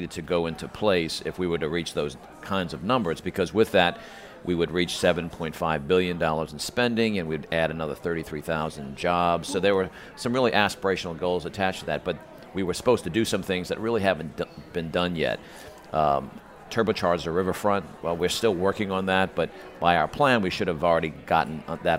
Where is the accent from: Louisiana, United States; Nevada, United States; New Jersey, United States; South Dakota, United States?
Louisiana, United States; New Orleans; I grew up in New Orleans